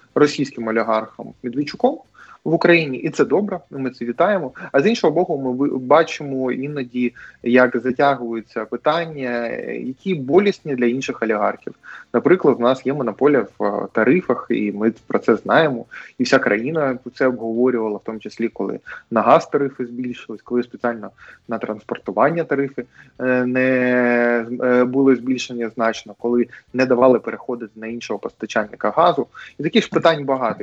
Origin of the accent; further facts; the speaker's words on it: Mariupol, Donetsk Oblast, Ukraine; в моєму рідному місті Маріуполь